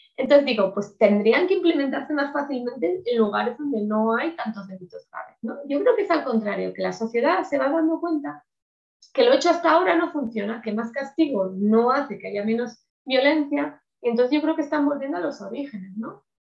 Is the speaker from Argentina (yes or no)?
no; Spain; Aquí en España